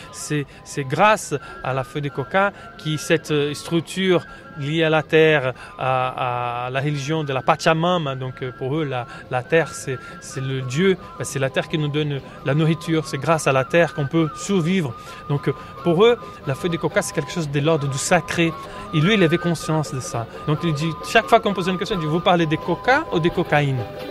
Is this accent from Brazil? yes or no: yes; Brazil; French is a second language; moved away; en tant que Brésilien